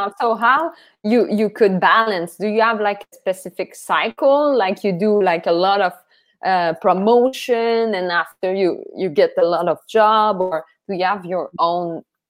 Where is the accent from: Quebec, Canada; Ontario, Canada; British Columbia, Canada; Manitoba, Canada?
Quebec, Canada; Matane; I'm from Matane.